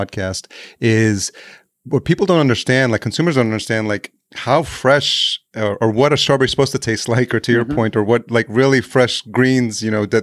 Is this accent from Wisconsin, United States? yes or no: no; Yonkers, New York, United States; I grew up in Yonkers, New York, just outside Manhattan.